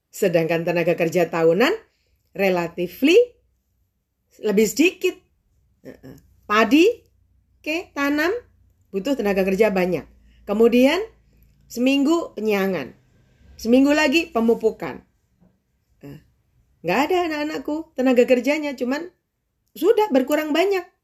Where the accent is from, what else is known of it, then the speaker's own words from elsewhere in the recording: Tulungagung, East Java, Indonesia; Jadi di Tulungagung di kota saya, waktu itu tempat saya penelitian